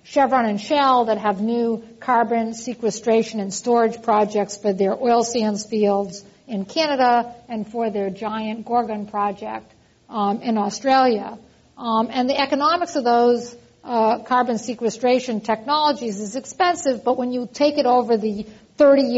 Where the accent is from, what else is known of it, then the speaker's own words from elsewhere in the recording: East Coast, United States; accent: East Coast; also born or lived in Texas; now in California, United States; you can hear from my accent that I'm originally from the East Coast